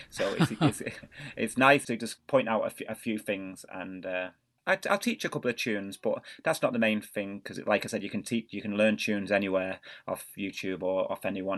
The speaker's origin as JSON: {"language": "English", "town": "Manchester", "region": "North West England", "country": "United Kingdom", "tie": "born or raised there", "moved": "yes", "said": "I was born in Manchester in the northwest of England, and my parents, uh, they're both from Ireland"}